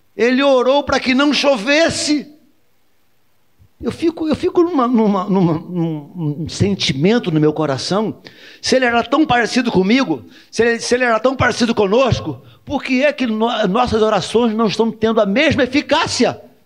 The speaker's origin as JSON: {"language": "Portuguese", "country": "Brazil", "tie": "born or raised there", "said": "Eu, nascido e criado no Jardim Metrópolis com muita honra"}